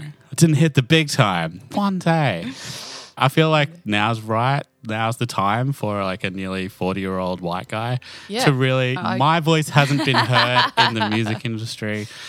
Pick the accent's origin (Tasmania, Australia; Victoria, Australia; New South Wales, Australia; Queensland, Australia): Queensland, Australia; Toowoomba; I grew up in Toowoomba and that's where I come from.